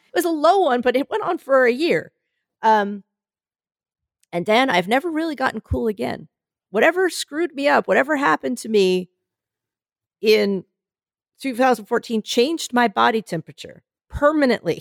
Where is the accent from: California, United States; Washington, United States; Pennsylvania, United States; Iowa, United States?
Pennsylvania, United States; Philadelphia; moved away; I come from Philadelphia. I come from that area that everyone's like, "It's one of those really critical areas for the election